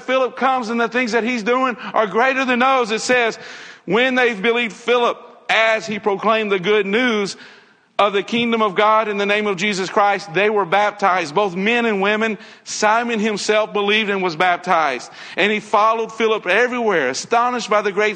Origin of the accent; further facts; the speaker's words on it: Nashville, Tennessee, United States; I grew up in Tennessee. Grew up in Nashville.